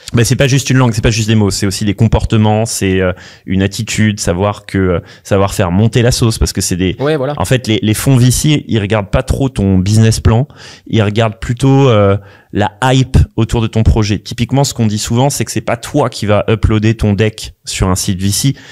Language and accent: French; Paris, Île-de-France, France; also born or lived in London; je, je, viens quand même de Paris, j'ai fait HEC